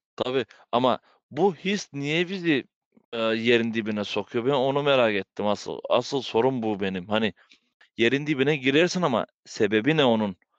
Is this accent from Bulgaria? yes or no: yes; Bulgaria; also born or lived in Belgium; biz Bulgaristanlıyız